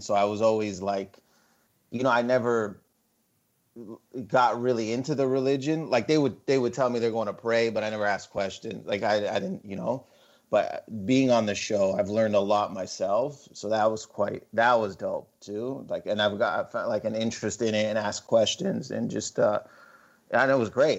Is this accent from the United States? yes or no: no; Windsor, Ontario, Canada; I'm Lebanese but I wasn't born in Lebanon but I was born in Windsor Ontario which is on the border.